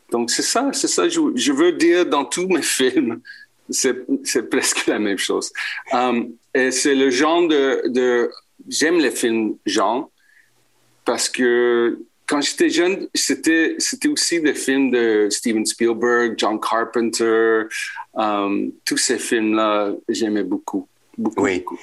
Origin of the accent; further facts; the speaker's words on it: Quebec, Canada; first language en; French is a second language; Euh, je suis québécois d'origine chilienne. Je suis anglophone.